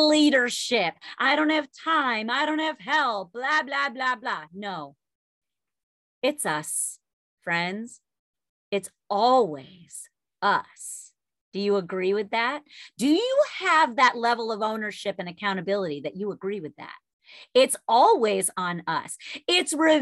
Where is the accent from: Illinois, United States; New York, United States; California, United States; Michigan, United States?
New York, United States; I'm Italian and I'm a New Yorker